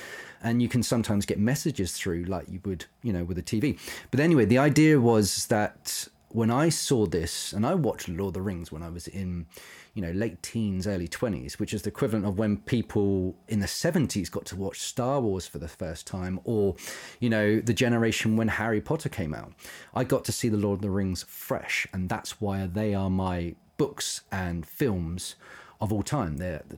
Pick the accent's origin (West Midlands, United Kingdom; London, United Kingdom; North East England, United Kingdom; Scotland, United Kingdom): London, United Kingdom; But now I've been growing up around London. I don't live far from it.